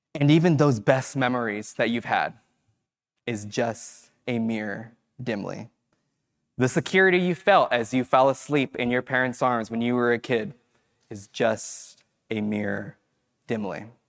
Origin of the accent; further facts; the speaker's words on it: Fresno, California, United States; moved away as an adult; I grew up in Fresno